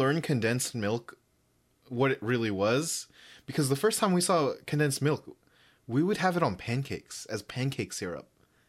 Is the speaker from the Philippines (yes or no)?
yes; Philippines; accent: Filipino; English is a second language